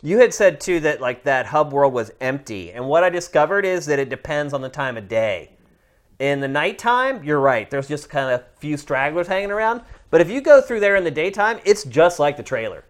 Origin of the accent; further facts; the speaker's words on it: Pennsylvania, United States; Pennsylvania. My home state